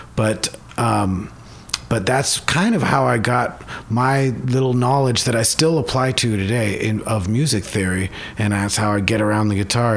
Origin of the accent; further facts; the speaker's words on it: Bellevue, Washington, United States; I grew up in Seattle, or it's kind of a, uh, six miles away. It's a place called Bellevue